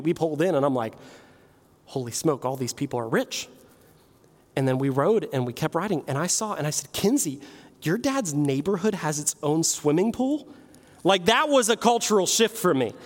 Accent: Martins Ferry, Ohio, United States; I grew up in Martins Ferry

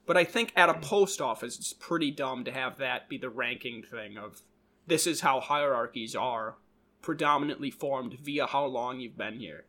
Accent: Minnesota, United States; we're from Minnesota.

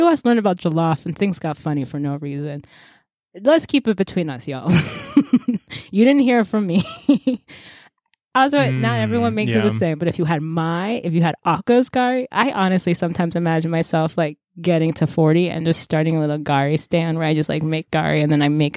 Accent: United States; I am American. I'm very American.

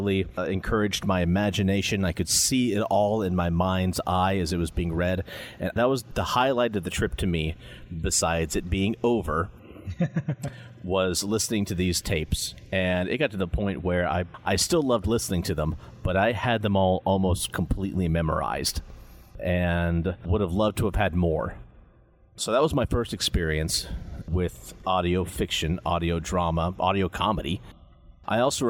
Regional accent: Kansas, United States; Growing up in Kansas, we used to make regular trips down to the Dallas, Texas area to visit family

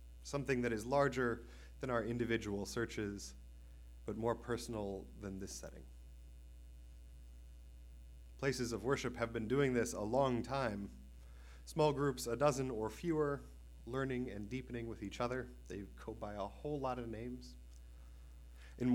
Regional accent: East Lansing, Michigan, United States; moved away as an adult; also born or lived in Maryland; I was born in East Lansing.

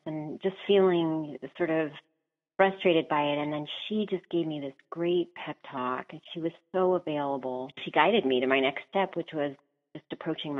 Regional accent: Orange County, California, United States; I was born in Orange County

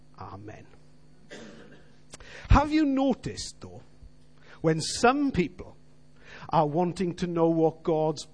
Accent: Wales, United Kingdom; We all as Welsh people know what hiraeth is.

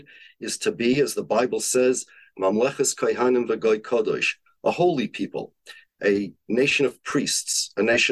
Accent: United States; I'm an American. My family's from Poland.

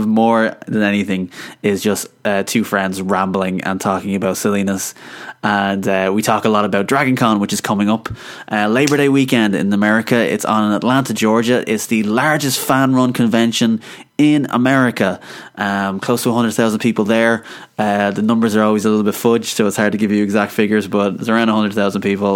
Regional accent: Ireland; I'm Irish

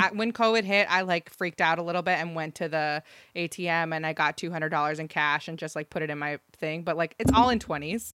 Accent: Ohio, United States; I grew up in Ohio

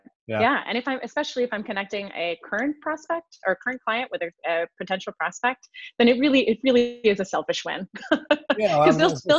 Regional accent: Switzerland; English is a second language; So I'm originally from Switzerland, although mm-hmm. I have no accent because I learned English when I was a peanut.

